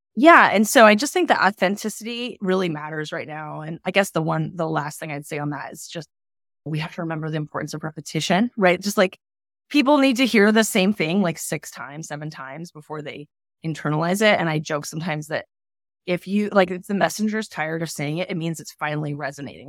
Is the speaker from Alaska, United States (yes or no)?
yes; Palmer, Alaska, United States; also born or lived in Oregon; now in Portland, United States; I grew up in Alaska in a little town called, in Alaska called Palmer, Alaska